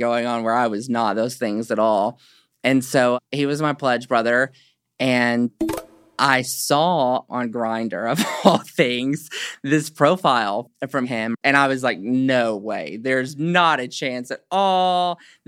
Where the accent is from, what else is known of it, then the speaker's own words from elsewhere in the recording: Hope, Arkansas, United States; born and raised in Hope, Arkansas